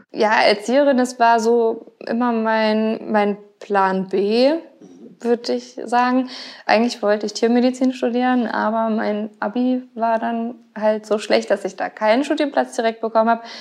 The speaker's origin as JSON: {"language": "German", "town": "Mainz", "region": "Rhineland-Palatinate", "country": "Germany", "tie": "born or raised there", "said": "ich bin ja äh, in Gonsenheim aufgewachsen komplett. Ich habe ja noch nie irgendwie woanders gewohnt"}